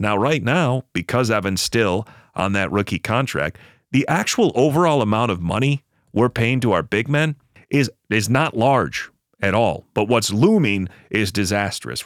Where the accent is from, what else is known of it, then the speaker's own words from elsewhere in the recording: Buffalo, New York, United States; moved away as an adult; now in Los Angeles, United States; I did relocate to Los Angeles for work purposes, but I grew up in Buffalo, New York